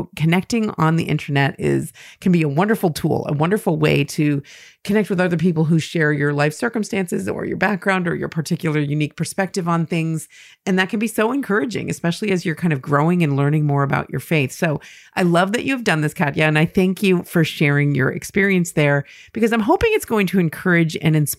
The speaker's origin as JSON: {"language": "English", "country": "Finland", "tie": "born or raised there", "lives_now": "United States", "said": "I am originally from Finland, but we currently live in Colorado, where my husband is from. I grew up in a non-practicing Lutheran family"}